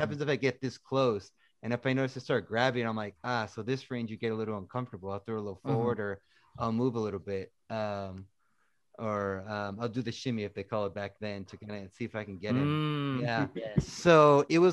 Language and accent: English; Tracy, California, United States; my hometown